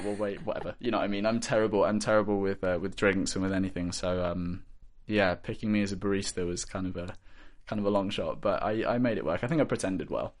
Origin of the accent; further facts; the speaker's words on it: Bristol, South West England, United Kingdom; in the city, in Bristol, I'm from Bristol